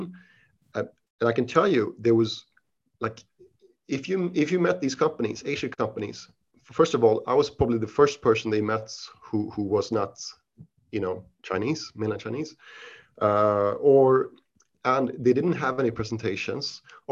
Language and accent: English; Sweden; English is a second language; moved away as an adult; also born or lived in Switzerland / United Kingdom; now in Asia; I consider myself Swedish because my parents are Swedish. But I was born in Switzerland outside of Geneva to Swedish parents. I moved to Sweden when I was 6 years old and I studied there, you know, for most of my education.